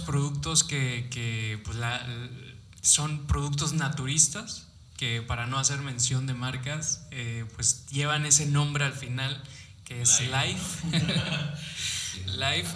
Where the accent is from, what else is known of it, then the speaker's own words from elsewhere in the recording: Mexico; como buenos mexicanos nos encantan